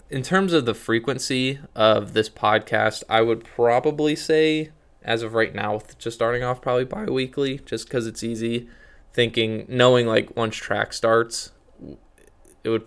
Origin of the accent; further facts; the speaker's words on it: Canton, Ohio, United States; growing up in Canton, I was like, I don't know about all the talent down in Columbus.